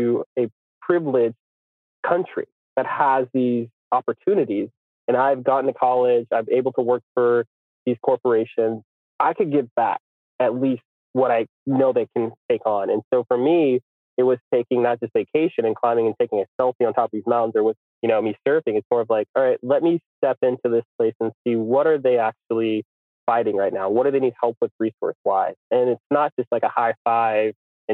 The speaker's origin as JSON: {"language": "English", "country": "United States", "said": "I'm from America"}